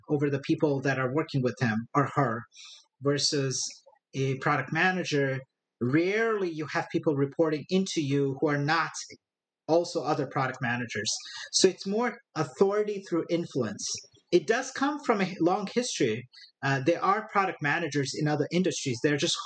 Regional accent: Brazil; moved away as an adult; also born or lived in northern India / Brasília, Brazil; now in Silicon Valley, United States; Born and raised in a small city on the coast of Brazil. I lived for a couple of years in northern India and then came back to that city and then did my high school in the capital of Brazil

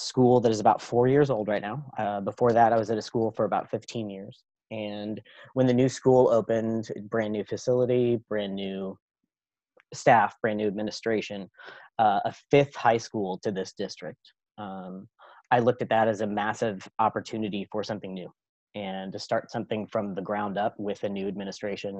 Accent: Kansas City, United States; I'm from Kansas City, so we know barbecue

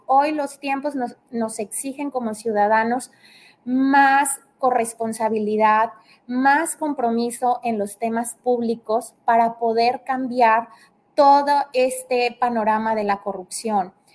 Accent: Tamaulipas, Mexico; now in Tabasco, Mexico; yo soy de Tamaulipas, por aras del destino estoy acá en Tabasco

